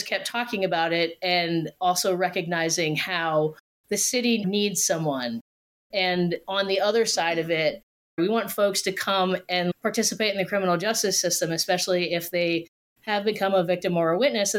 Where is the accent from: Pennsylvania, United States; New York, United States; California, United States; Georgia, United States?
Pennsylvania, United States; Allentown; now in Philadelphia, United States; originally from Allentown, Pennsylvania, and as soon as I could move down to Philadelphia, I did in 1996